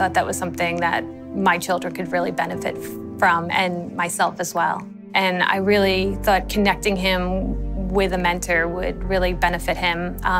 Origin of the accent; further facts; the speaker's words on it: New York, United States; being a New Yorker